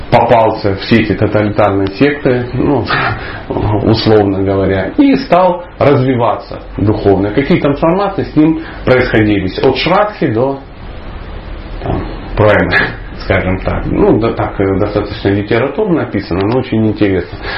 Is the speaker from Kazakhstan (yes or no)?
no; Dnipro, Dnipropetrovsk Oblast, Ukraine; moved away; also born or lived in the north (Russia); Однажды, когда-то давно, я жил на севере, но я вообще человек южный, скажем так, я из Днепропетровска. Ну, по сравнению с Николаем, может, это не так южно, но по сравнению с тем местом, где я жил, я реально южный человек, поверьте.